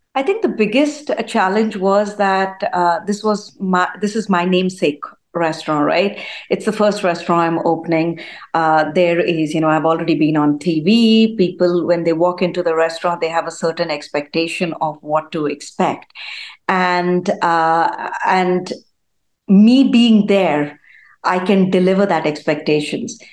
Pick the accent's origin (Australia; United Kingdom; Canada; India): India; now in United States; I was born in India. I grew up in India. Spent uh, you know uh, the majority of my childhood over there.